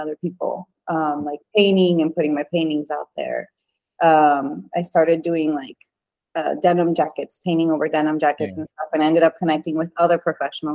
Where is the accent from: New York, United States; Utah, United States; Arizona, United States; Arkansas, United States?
Utah, United States; moved away as an adult; also born or lived in Venezuela; now in Texas, United States; I am from Venezuela, but I grew up in Utah. I lived in Utah for like 16, 17 years.